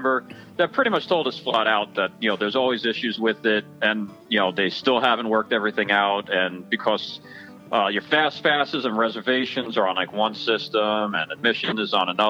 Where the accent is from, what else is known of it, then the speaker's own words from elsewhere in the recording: East Coast, United States; growing up on the East Coast, like I said, we went to Disney World growing up almost every year